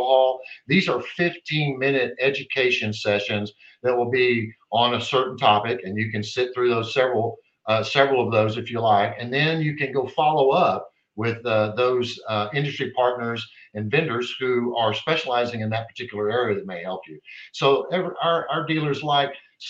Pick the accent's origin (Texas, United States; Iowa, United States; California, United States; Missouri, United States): Texas, United States; I'm from Texas